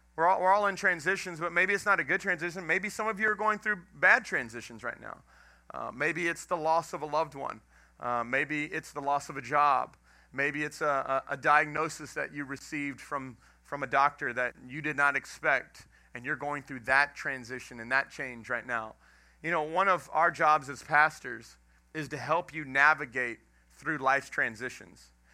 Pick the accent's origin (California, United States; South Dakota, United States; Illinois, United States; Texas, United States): Texas, United States; Houston; moved away as an adult; also born or lived in Dallas, Texas / Lafayette, Louisiana / Jennings, Louisiana; now in Welsh, United States; I'm from Texas, grew up in Texas, grew up in Houston.